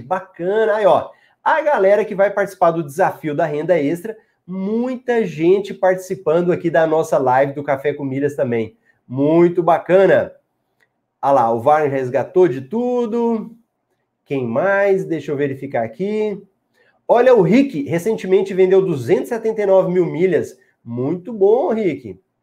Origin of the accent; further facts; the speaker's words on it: Goiás, Brazil; Eu sou de Goiás